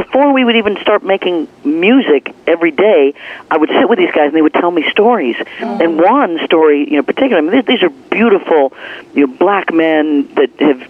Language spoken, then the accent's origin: English; Leavenworth, Kansas, United States; born or raised there